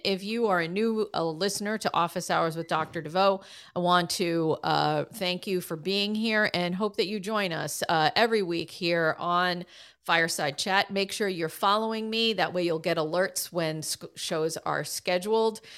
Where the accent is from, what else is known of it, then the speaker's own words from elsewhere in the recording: Boston, Massachusetts, United States; my hometown of Boston, Massachusetts